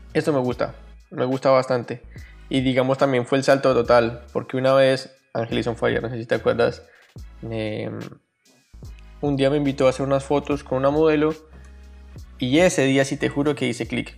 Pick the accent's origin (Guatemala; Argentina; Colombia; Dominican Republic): Colombia; soy colombiano también como David, tengo 28 años